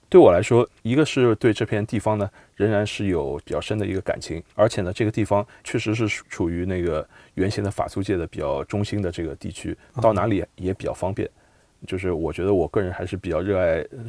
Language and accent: Chinese; Shanghai, China; 我出生在上海，生在上海，长在上海